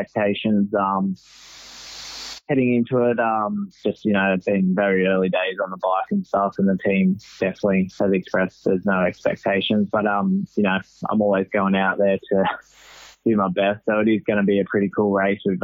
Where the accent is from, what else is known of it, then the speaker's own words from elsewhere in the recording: Sydney, New South Wales, Australia; moved away; I'm originally from Sydney